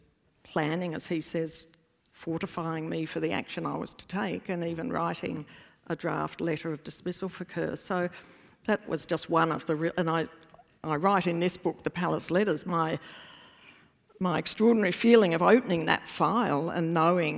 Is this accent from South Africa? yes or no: no; Australia; as an Australian